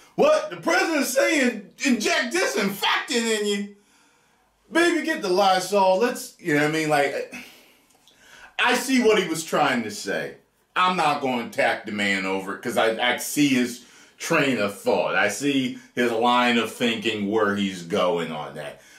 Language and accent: English; Atlantic City, New Jersey, United States; We're both from Jersey, Jersey boys, Atlantic City